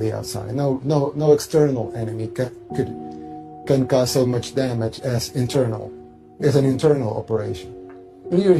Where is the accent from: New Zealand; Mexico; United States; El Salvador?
El Salvador